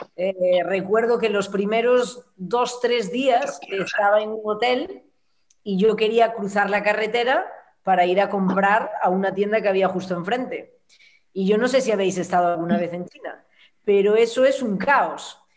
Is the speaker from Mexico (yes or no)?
no; Santiago de Compostela, Galicia, Spain; moved away; Yo soy gallega, soy de Santiago, y desde que me fui de, Galicia